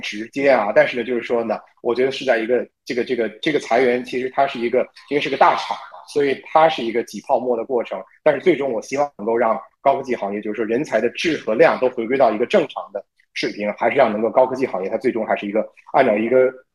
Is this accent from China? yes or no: yes; China; 我们中国人